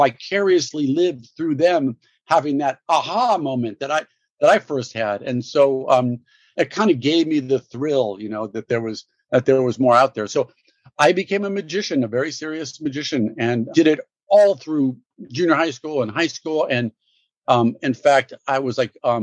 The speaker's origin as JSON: {"language": "English", "town": "Los Angeles", "region": "California", "country": "United States", "tie": "born or raised there", "said": "I grew up in Brentwood, LA, in Santa Monica, right off of Santa Monica in West"}